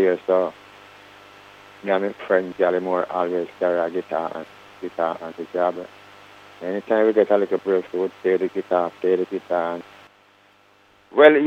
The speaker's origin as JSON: {"language": "English", "region": "Saint Elizabeth", "country": "Jamaica", "tie": "born or raised there", "also_born_or_lived": "Kingston, Jamaica", "moved": "as an adult", "said": "I was born in St. Elizabeth, you know, I mean, in the country"}